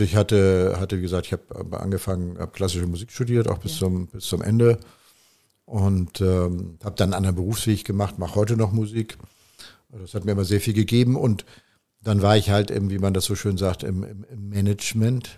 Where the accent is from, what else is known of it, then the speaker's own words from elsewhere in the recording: Hamburg, Germany; moved away as an adult; now in Provence, France; Ich bin dann irgendwo in Hamburg geboren.